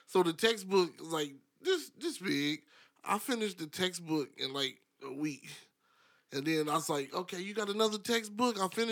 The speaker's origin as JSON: {"language": "English", "region": "Kansas", "country": "United States", "tie": "born or raised there", "said": "I'm from Kansas, bro. When I was in school, we was voted like one of the highest ranked states for school"}